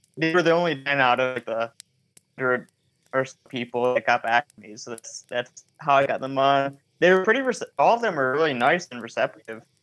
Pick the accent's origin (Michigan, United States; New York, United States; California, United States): Michigan, United States; I tend to film a lot in Michigan because I'm from Michigan